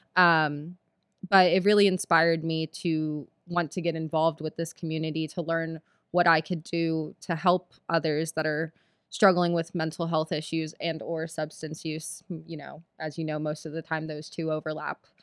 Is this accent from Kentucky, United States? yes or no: no; Philadelphia, Pennsylvania, United States; I grew up in Philadelphia